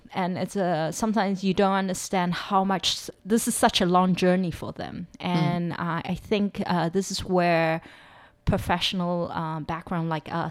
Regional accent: South Africa; I mean, I grew up in South Africa.

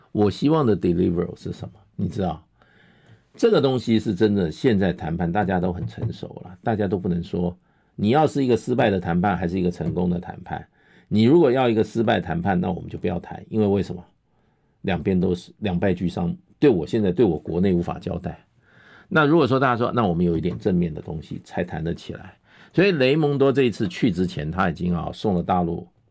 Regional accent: Taiwan; 我们在台湾从小在这个地方出来

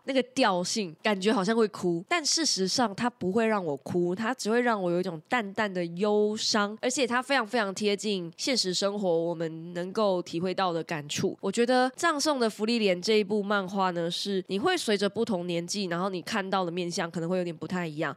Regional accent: Taiwan; 他们就发现我是台湾人

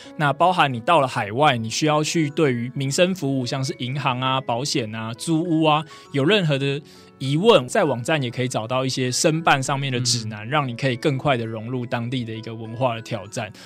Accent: Taipei, Taiwan; 因为我是台北人，所以我其实嗯。从 国小一路到大学，我都没有离开过台北去哦，等于说住在常住天龙国里面就对了

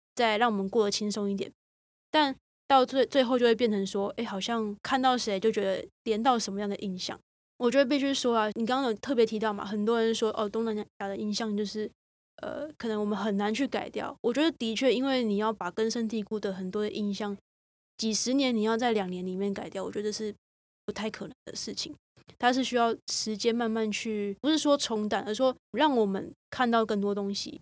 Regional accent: Taiwan; 我自己身为台湾人，然后也是一副台湾人的长相

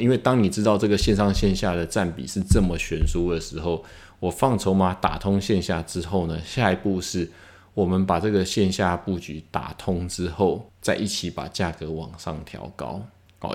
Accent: Taiwan; 一个台湾人在那边做一个品牌

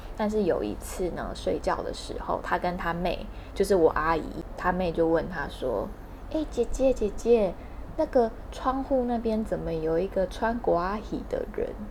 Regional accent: Hualien, Hualien County, Taiwan; 我小的时候在花莲的筑墙国小是直笛队

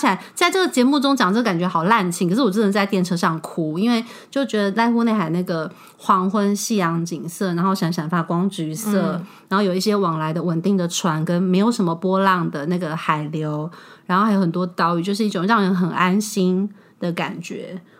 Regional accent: Taiwan; 就觉得这是一块能够让身为台湾人的我出来旅行时

